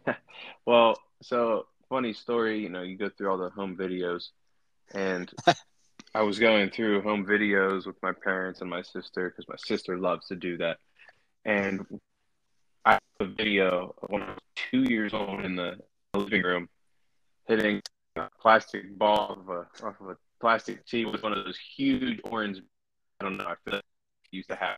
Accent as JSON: {"language": "English", "town": "Beaver Falls", "region": "Pennsylvania", "country": "United States", "also_born_or_lived": "Chippewa / Blackhawk", "said": "I was originally from Beaver Falls"}